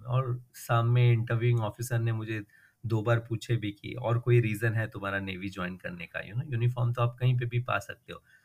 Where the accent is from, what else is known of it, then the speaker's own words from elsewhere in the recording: Mumbai, Maharashtra, India; मैं मुंबई में बड़ा हुआ हूँ और पला हुआ हूँ बॉर्न